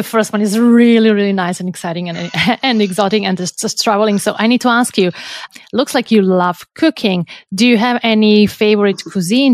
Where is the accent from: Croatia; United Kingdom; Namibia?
Croatia; I'm from Croatia.